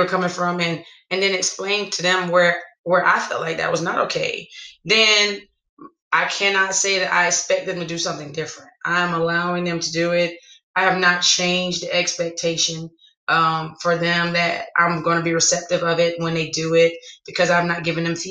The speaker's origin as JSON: {"language": "English", "region": "the South", "country": "United States", "said": "I'm from the South."}